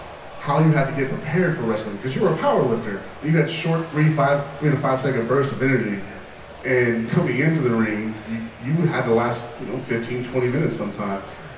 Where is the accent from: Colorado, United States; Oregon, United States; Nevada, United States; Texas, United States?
Texas, United States; Dallas-Fort Worth area; I'm from Texas myself.